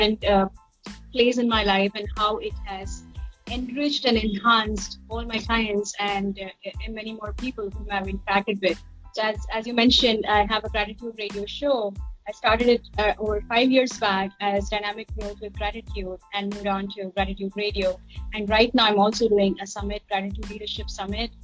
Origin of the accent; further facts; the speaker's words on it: Mumbai, Maharashtra, India; moved away as an adult; also born or lived in United States; I was born and brought up in Mumbai, and I built my business also here